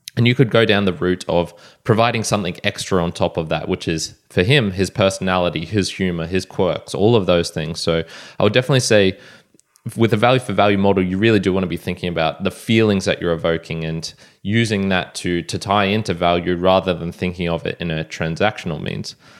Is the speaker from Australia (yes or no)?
yes; Australia; I'm Australian